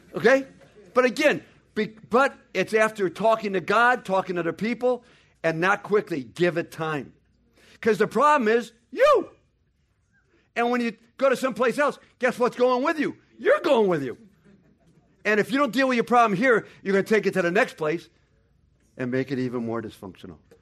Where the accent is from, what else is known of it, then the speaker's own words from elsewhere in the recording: United States; we're the ugly Americans